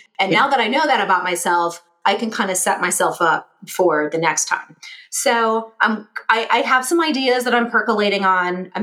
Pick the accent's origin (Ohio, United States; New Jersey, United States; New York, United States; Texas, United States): Ohio, United States; Cleveland; moved away as an adult; also born or lived in Dayton, Ohio / Columbus, Ohio; I grew up in Cleveland, and I landed in Columbus kind of by accident